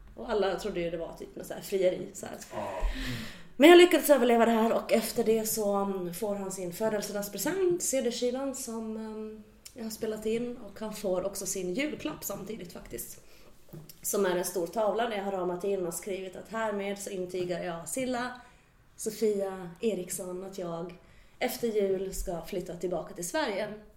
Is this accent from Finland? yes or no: yes; Finland; Jag har ju den här finlandssvenska liksom rakheten